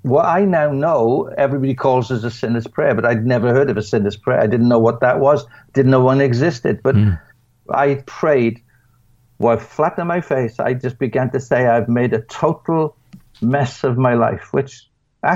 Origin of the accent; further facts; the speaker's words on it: United Kingdom; being a British person